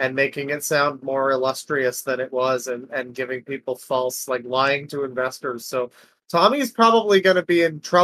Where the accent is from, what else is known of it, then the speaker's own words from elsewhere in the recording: Canada; I'm Canadian.